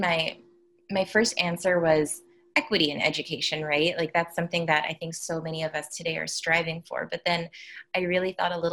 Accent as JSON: {"language": "English", "town": "New York City", "region": "New York", "country": "United States", "tie": "born or raised there", "also_born_or_lived": "Amman, Jordan", "said": "I was born in Brooklyn, but then I spent my K through 6 years, so my elementary formative years in Amman, Jordan. And then I moved back to the United States to do 7th through 12th grade"}